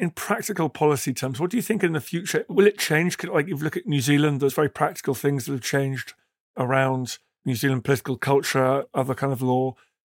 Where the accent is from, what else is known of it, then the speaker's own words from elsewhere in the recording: Canada; I'm a Canadian citizen. What's it mean for Canada?